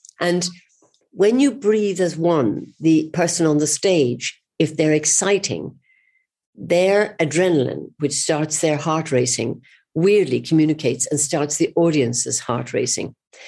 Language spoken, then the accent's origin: English; Cork, Munster, Ireland; Well, I was brought up in the Middle Ages, you know, and we didn't have much cinema.